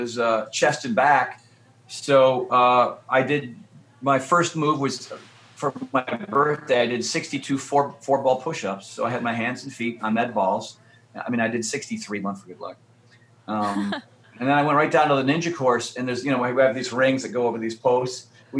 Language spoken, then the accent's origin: English; Connecticut, United States; when I was a wee lad growing up in Connecticut or on the East Coast, you know, I was a bit of a scaredy cat.